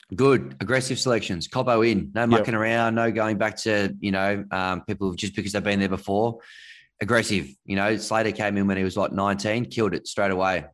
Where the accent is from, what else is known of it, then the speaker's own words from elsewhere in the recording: Canberra, Australian Capital Territory, Australia; I grew up in Canberra.